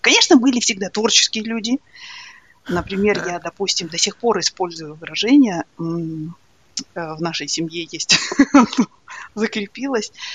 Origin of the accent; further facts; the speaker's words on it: Ridder, East Kazakhstan Region, Kazakhstan; moved away as an adult; also born or lived in Astana, Kazakhstan; now in Dublin, Ireland; я же выросла в Ридере